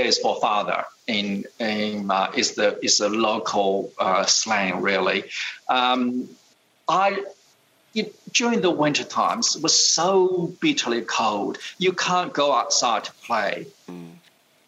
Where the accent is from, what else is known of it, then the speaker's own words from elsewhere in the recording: China; also born or lived in United States; now in Australia; I was born in 1961, right into that incredibly difficult period of time in China. During my youth, we grew up with no running water, no heating.